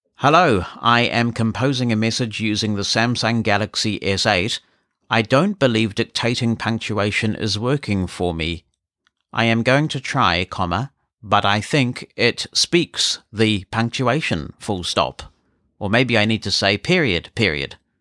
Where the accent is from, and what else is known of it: New Zealand